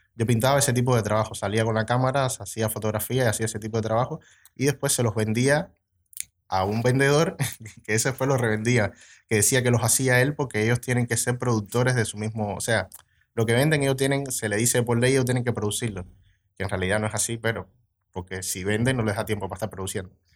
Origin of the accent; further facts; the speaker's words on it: Cuba; moved away as an adult; now in Montevideo, Uruguay; vengo de Cuba. hace tres años que vivo aquí en Uruguay